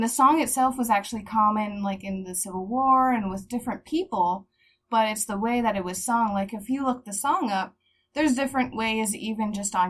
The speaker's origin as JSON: {"language": "English", "region": "central Pennsylvania", "country": "United States", "tie": "born or raised there"}